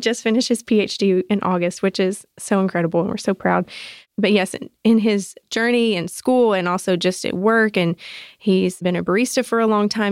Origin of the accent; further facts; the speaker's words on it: South Georgia, United States; moved away as an adult; also born or lived in Arkansas; now in Atlanta, United States; I was born in Arkansas, raised in South Georgia, but I've been in Atlanta for fifteen years now